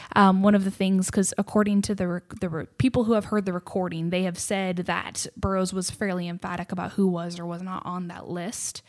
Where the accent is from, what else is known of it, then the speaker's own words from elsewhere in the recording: Seattle, Washington, United States; moved away as an adult; now in Texas, United States; I grew up in Seattle, Washington, of all places